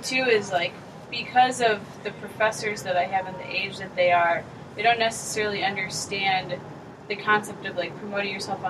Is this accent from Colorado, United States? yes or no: no; Woodstock, Illinois, United States; In Woodstock, Illinois.